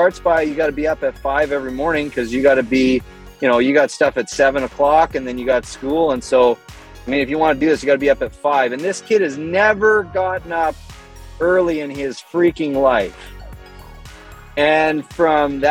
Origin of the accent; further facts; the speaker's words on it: Canada; moved away as an adult; now in United States; I'm Canadian. I was born in Canada, lived in Canada for my whole youth, and then as an adult moved to the States